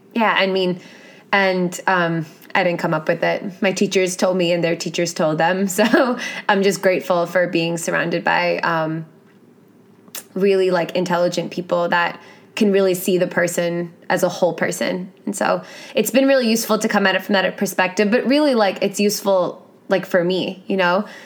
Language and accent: English; New York City, New York, United States; I grew up in New York City